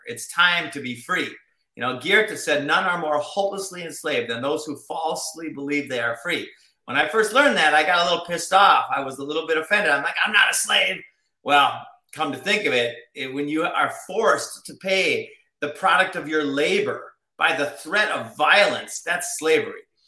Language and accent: English; Minnesota, United States; I grew up in Minnesota